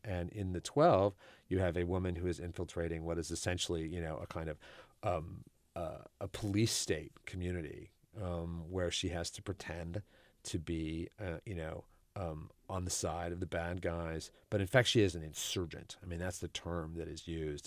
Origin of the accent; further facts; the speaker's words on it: Houston, Texas, United States; I'm not from New Orleans, but I'm from Houston